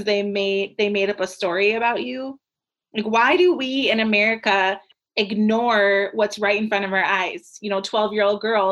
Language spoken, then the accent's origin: English; Brooklyn Park, Minnesota, United States; I grew up in Brooklyn Park